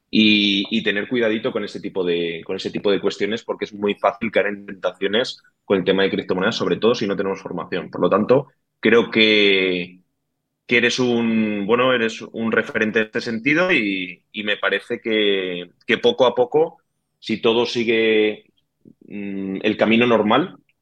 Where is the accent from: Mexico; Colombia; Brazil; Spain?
Spain; Madrid, Community of Madrid; Yo nací en Madrid, he tenido ese barrio de Madrid antiguo